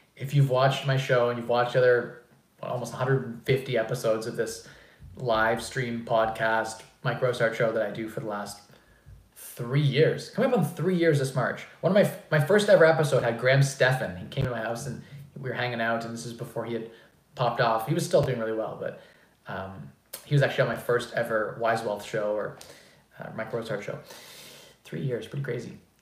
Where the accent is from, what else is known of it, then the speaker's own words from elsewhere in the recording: Canada; I'm a Canadian